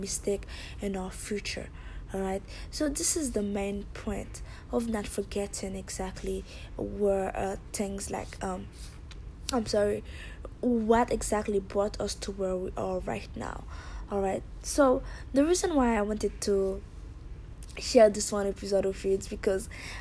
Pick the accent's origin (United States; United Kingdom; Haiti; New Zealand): Haiti; moved away; I'm from Haiti